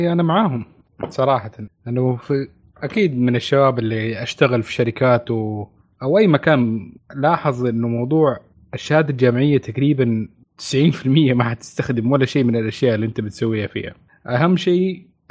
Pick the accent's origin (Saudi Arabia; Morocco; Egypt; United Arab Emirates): Saudi Arabia